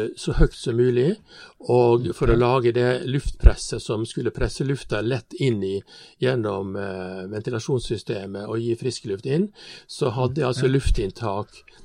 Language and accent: Norwegian; Stranda, Møre og Romsdal, Norway; Jeg kommer fra Stranda. Stranda er bygd innenfor eh, Ålesund